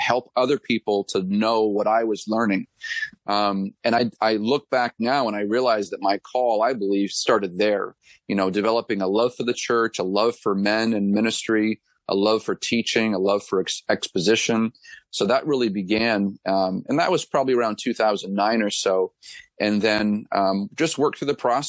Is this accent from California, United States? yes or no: no; Gilmanton Iron Works, New Hampshire, United States; I'm actually from Gilmanton Ironworks, New Hampshire, which is the town that I'm pastoring a church in. I'm married to my lovely wife, Jessica. We have three children. And then church planted in my hometown back in 2013.